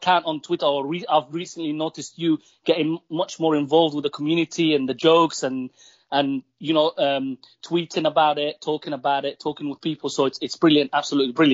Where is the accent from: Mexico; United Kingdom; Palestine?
Palestine; I'm Palestinian